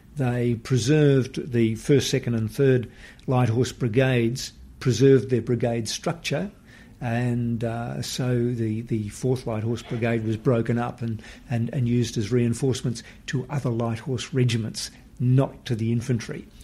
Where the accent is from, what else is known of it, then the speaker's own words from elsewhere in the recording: Western Australia, Australia; from my home state in Western Australia